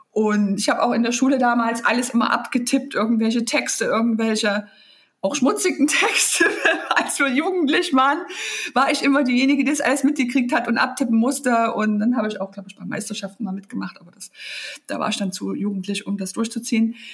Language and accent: German; Leipzig, Saxony, Germany; Ja, ich komme aus Leipzig. Ich bin ein richtiges DDR-Kind.